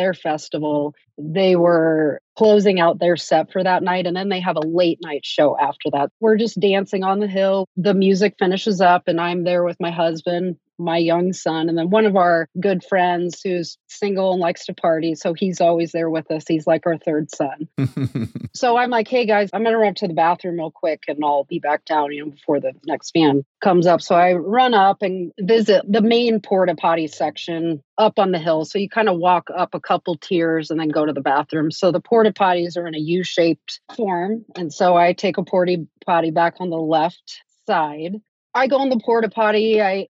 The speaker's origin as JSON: {"language": "English", "region": "Iowa", "country": "United States", "moved": "yes", "lives_now": "Salem, United States", "said": "We're originally from Iowa, but we've been out here since late 2006"}